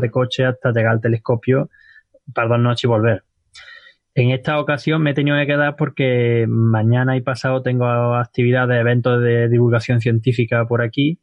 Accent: Spain; yo soy español y siendo español

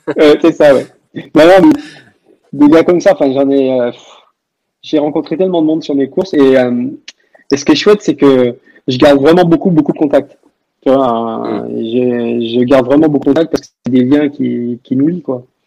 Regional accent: Languedoc-Roussillon, Occitania, France; je suis du Languedoc-Roussillon

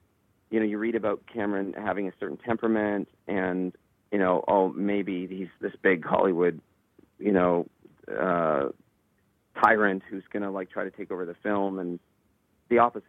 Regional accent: Owen Sound, Ontario, Canada; I'm from Owen Sound, and I didn't have the money

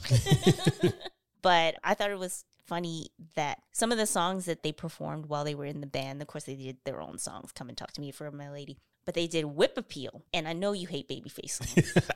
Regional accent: Canada; growing up in Canada

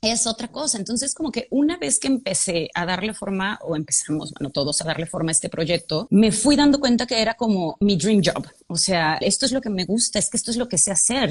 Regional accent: Guadalajara, Jalisco, Mexico; yo soy de Guadalajara

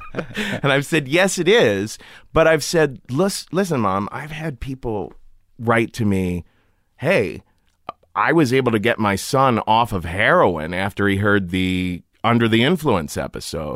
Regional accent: Cincinnati, Ohio, United States; I grew up in Cincinnati

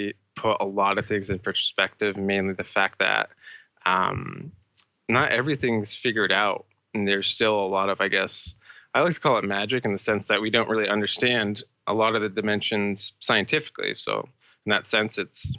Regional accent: Bridgewater Triangle, Massachusetts, United States; I grew up in Massachusetts, the United States, in this very small area called, well, it's a part of an area called the Bridgewater Triangle

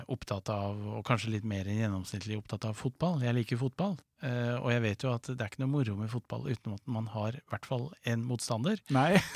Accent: Molde, Møre og Romsdal, Norway; also born or lived in Sarpsborg; Jeg er jo vokst opp mesteparten av barndommen i Molde. Og det du ikke visste siden Sandefjord spilte mot Sarpsborg sist, var at jeg også har fire år i Sarpsborg.

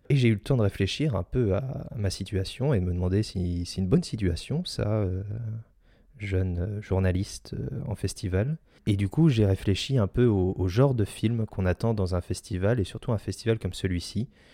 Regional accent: Saint-Malo, Brittany, France; pas loin de mes terres natales parce que je suis né à Saint-Malo

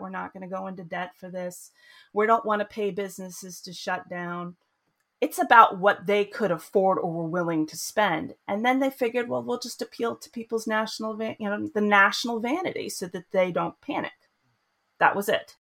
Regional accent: United States; moved away as an adult; also born or lived in Boston; now in Sweden; I grew up in the United States

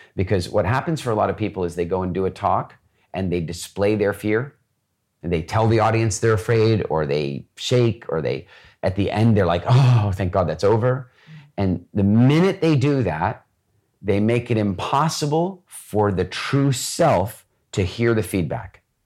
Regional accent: Canada; I grew up mostly in Canada.

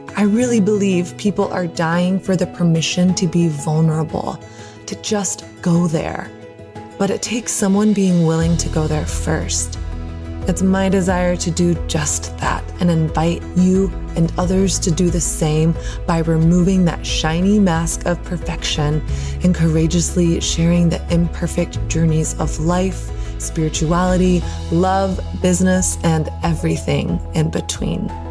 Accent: Texas, United States; I grew up in Texas actually

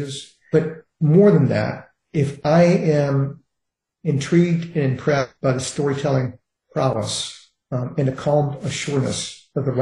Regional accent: Richmond, Virginia, United States; I grew up in Richmond, Virginia, in a heavily racist, heavily segregated society

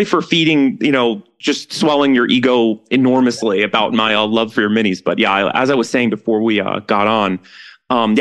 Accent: New York, United States; growing up in New York

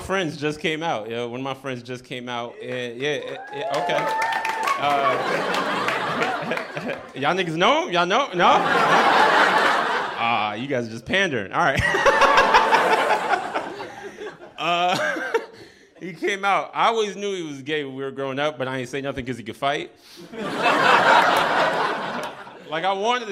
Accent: New York City, New York, United States; I'm from here. I'm from Brooklyn

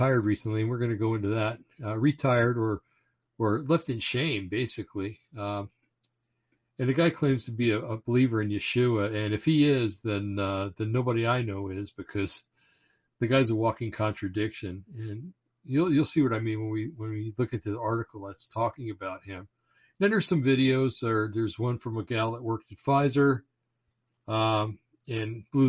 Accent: Bergen County, New Jersey, United States; I was born in Bergen County, New Jersey, and it's kind of like the home base for the mafia.

